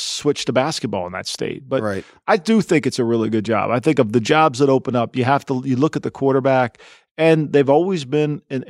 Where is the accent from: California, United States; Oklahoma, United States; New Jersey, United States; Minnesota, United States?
New Jersey, United States; I'm from Jersey.